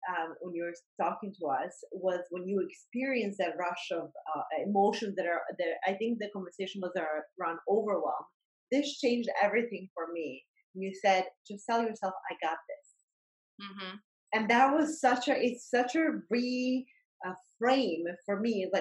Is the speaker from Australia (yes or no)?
no; Bosnia & Herzegovina; moved away; I I grew up in during the war and Bosnian War